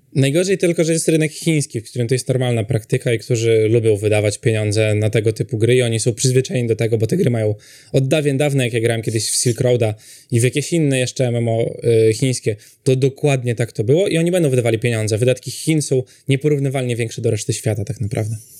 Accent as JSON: {"language": "Polish", "country": "Poland", "said": "u nas w Europie, w Polsce"}